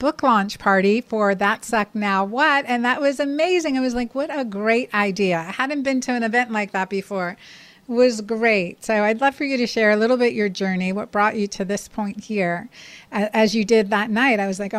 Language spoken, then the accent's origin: English; Pennsylvania, United States; moved away as an adult; also born or lived in Miami; now in Georgia, United States; I grew up in Pennsylvania